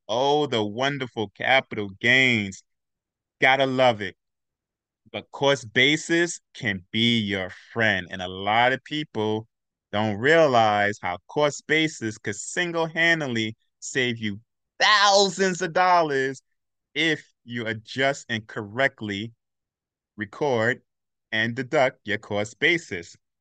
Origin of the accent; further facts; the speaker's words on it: New York City, New York, United States; I'm from Brooklyn, Brooklyn